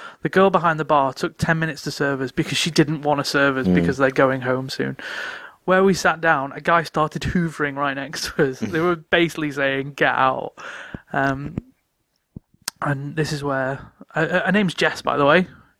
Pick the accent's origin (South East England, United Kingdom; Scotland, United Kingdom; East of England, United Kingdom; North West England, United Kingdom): North West England, United Kingdom; I'm from River Mersey.